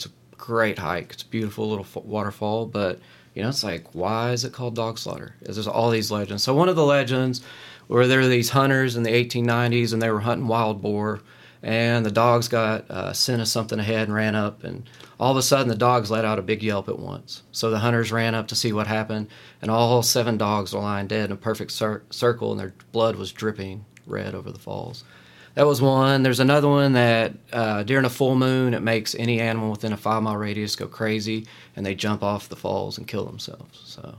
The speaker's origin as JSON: {"language": "English", "town": "Corbin", "region": "Kentucky", "country": "United States", "tie": "born or raised there", "lives_now": "Lexington, United States", "said": "So I grew up in Corbin"}